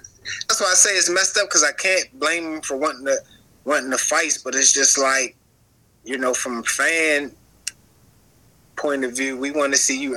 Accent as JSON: {"language": "English", "town": "Baltimore", "region": "Maryland", "country": "United States", "tie": "born or raised there", "said": "Tank fighting in his hometown, which is my hometown, which is a huge thing for the city of Baltimore this weekend"}